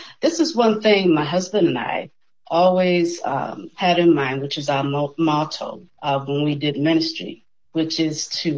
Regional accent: Boston, Massachusetts, United States; moved away as an adult; also born or lived in Cleveland, Ohio; now in Tallahassee, United States; I'm in the beantown of Boston, Massachusetts. I spent all my life there up to the age 30

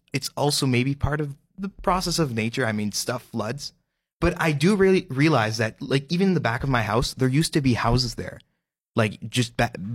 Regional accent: Saint-Adolphe, Manitoba, Canada; I'm from Saint-Adolphe, should I say the island of Saint-Adolphe right now?

